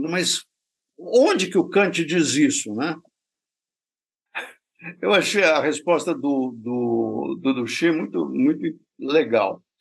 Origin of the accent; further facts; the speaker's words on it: France; Portuguese is a second language; Como eu sou francês, eu só quis fazer uma frase inteligente